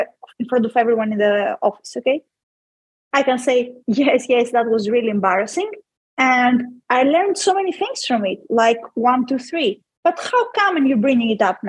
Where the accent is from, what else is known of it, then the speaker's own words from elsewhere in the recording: Greece; I'm a woman in a very patriarchal society that's called Greece